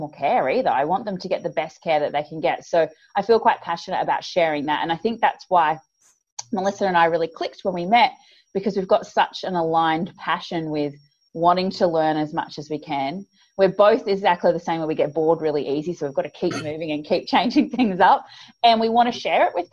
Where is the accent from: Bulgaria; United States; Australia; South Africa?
Australia; accent: Australian; I'm from Australia for the listeners out there, as you can probably tell from my accent, which is a little bit grating for some people, the Australian accent